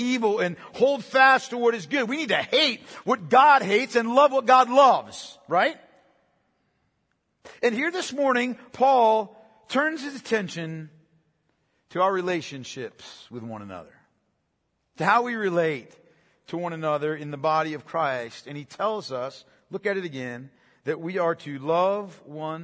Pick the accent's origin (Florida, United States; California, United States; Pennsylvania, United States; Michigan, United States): Pennsylvania, United States; I'm from Pennsylvania